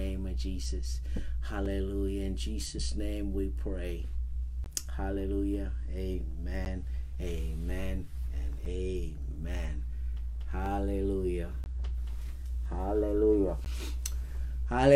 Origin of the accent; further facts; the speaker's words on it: Bahamas; now in Alaska, United States; growing up in the Bahamas